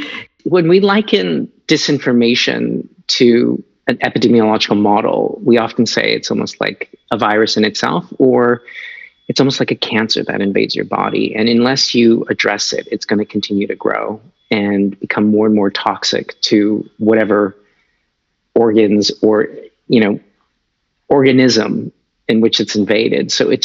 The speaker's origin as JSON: {"language": "English", "country": "Canada", "said": "It's like, what do I have to do with any of the origins of this? I'm just a Canadian citizen."}